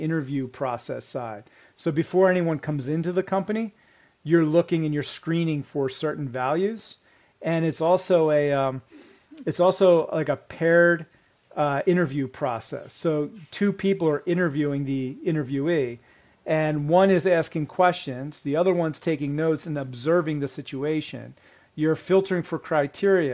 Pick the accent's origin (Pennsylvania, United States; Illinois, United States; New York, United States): Pennsylvania, United States; Philadelphia; I'm from the Philadelphia area. And as a kid growing up, I used to watch Terrell Owens